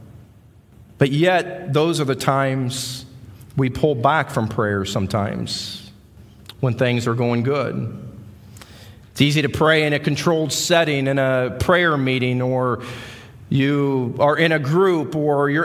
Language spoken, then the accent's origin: English; Iowa, United States; accent: Midwestern; moved away as an adult; We came from Iowa, so if you're out there trying to figure out what the accent is, we're Midwesterners